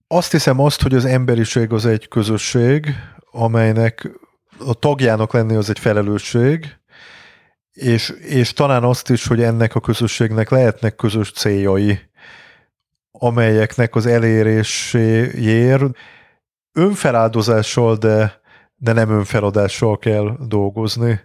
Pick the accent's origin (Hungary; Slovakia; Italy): Hungary; Budapest; én világéletemben Budán laktam, uh-huh. Mhm. Óbudán születtem, meg utána sok ö, negyedben éltem, tehát sok helyen éltem, de mindig Budán